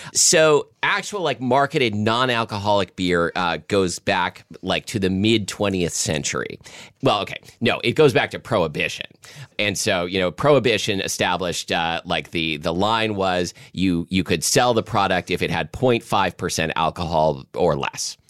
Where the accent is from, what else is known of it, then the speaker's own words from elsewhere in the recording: Portland, Oregon, United States; when I was a kid growing up in Southwest Portland